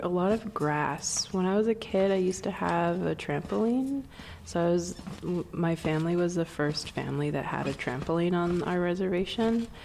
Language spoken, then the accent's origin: English; Swinomish Indian Tribal Community, Northwest Washington, United States; I'm from the Swinomish Indian Tribal Community in Northwest Washington